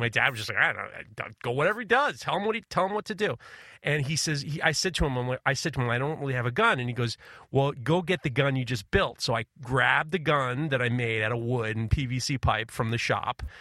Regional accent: New York, United States; growing up in New York

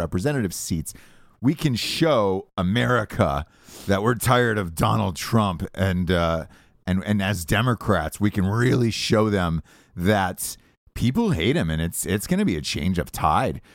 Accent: Georgia, United States; as a kid growing up in Georgia my whole life

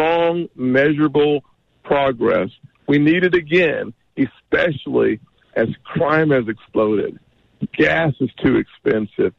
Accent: the South, United States; to be born in the South

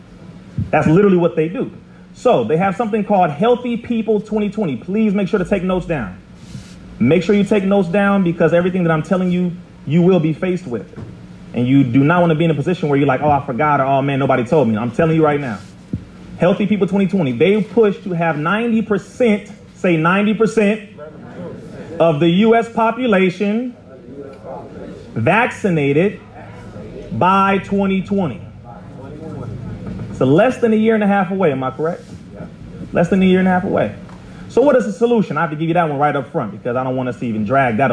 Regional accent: Compton, California, United States; I'm from Compton, California

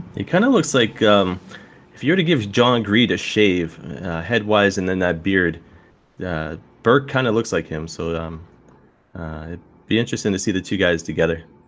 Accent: the Maritimes, Canada; now in London, Canada; I grew up in the Maritimes

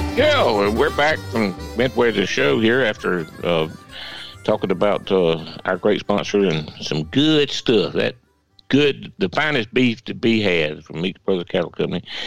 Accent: Swainsboro, Georgia, United States; growing up in Swainsboro

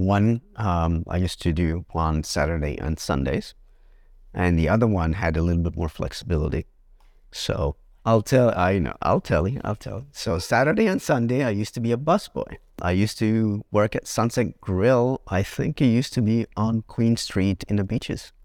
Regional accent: Egypt; moved away; we come from Egypt

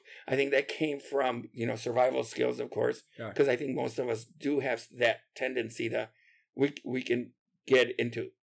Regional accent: Aurora, Illinois, United States; also born or lived in Puerto Rico; I was born in Aurora and lived there till I was 8. And then we moved to Puerto Rico and lived there for 5 years.

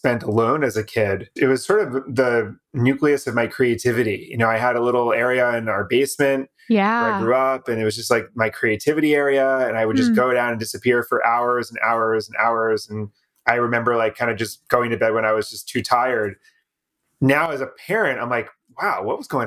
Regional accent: Boston, Massachusetts, United States; Boston area where I'm from

